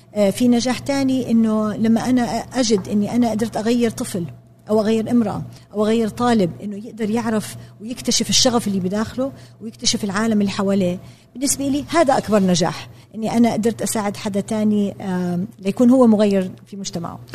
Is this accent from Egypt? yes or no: no; Jordan; أنا تربيت في الأردن بالسبعينات والثمانينات